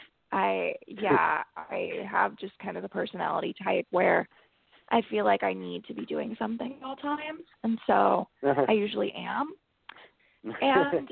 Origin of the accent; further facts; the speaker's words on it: South Florida, United States; moved away as an adult; also born or lived in Texas; now in California, United States; So I am from originally Texas. And I grew up mostly in South Florida